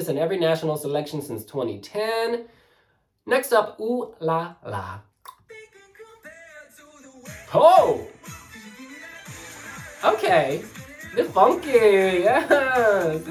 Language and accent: English; United States; as an American